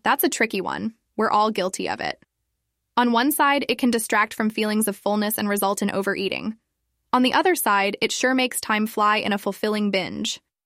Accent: China; my hometown in China

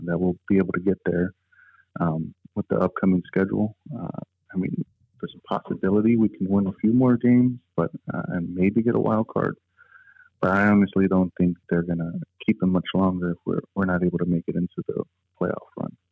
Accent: Chicago, Illinois, United States; we all grew up on um, the south side of Chicago

